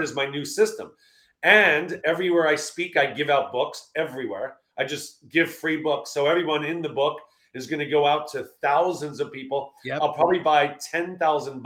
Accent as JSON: {"language": "English", "region": "New York", "country": "United States", "said": "I'm from New York."}